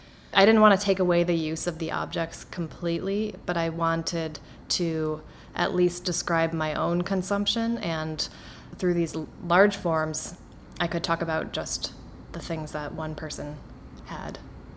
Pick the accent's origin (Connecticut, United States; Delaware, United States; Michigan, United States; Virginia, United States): Connecticut, United States; Somersville; There it's mostly tobacco farming and some corn. Not like it is in the Midwest here, but that town was what I knew when I was growing up